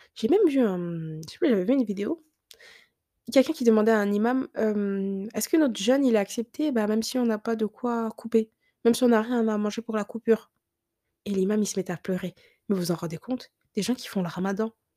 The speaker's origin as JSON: {"language": "French", "country": "France", "tie": "born or raised there", "said": "on a grandi en France"}